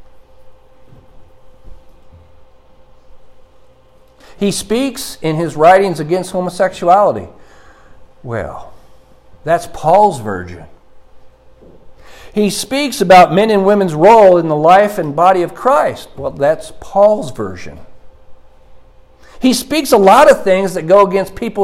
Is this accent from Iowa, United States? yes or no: yes; Iowa, United States; moved away; Growing up in Iowa, we are used to dew on the ground